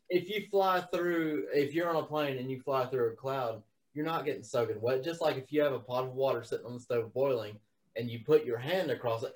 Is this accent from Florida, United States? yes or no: yes; South Florida, United States; I'm from South Florida. I've been through many hurricanes